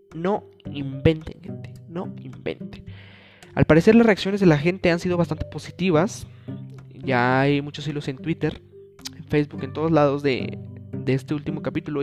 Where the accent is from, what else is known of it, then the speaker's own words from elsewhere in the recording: Mexico; en mi país, México